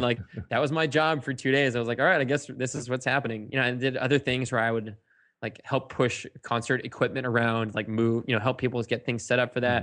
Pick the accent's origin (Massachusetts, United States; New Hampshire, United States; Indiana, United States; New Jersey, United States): Massachusetts, United States; Sandwich; I was born and raised in East Sandwich, Massachusetts